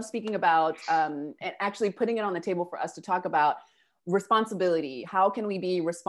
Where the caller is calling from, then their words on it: Buenos Aires, Argentina; I'm calling from Argentina and Buenos Aires.